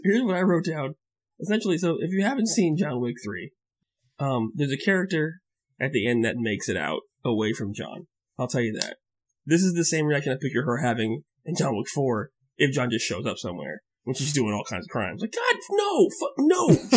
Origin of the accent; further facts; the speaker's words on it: Florida, United States; I grew up in the South, in, in, in actual Florida, where people are Southerners.